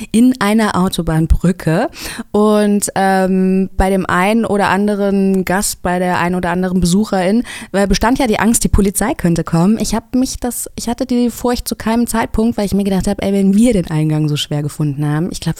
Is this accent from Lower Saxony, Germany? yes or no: no; Hesse, Germany; ich komme ja aus Hessen